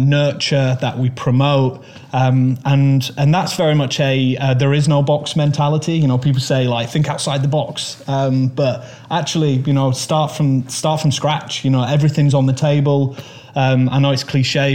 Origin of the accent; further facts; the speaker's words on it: Manchester, North West England, United Kingdom; I was born in Manchester. I lived on Marsden Moor and kind of Saddleworth Moor